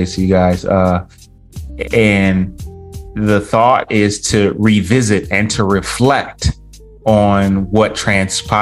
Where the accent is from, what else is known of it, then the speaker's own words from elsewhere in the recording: Detroit, Michigan, United States; I'm from a suburb outside of Detroit.